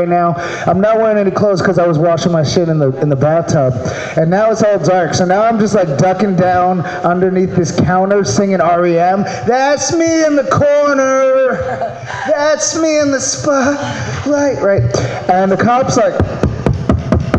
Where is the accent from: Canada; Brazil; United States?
United States; Maryland; now in California, United States; I'm from Maryland.